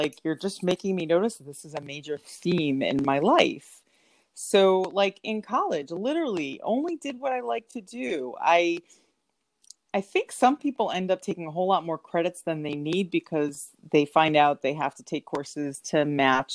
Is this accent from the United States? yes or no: yes; New York, United States; moved away as an adult; also born or lived in Florida; I'm from New York originally